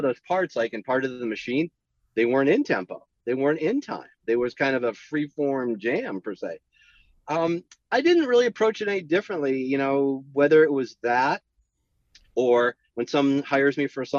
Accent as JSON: {"language": "English", "town": "San Jose", "region": "California", "country": "United States", "tie": "born or raised there", "said": "I grew up in the Bay Area in San Jose."}